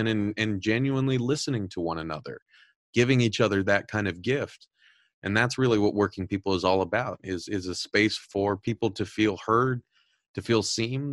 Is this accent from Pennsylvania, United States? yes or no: no; Southern California, United States; I'm originally from Southern California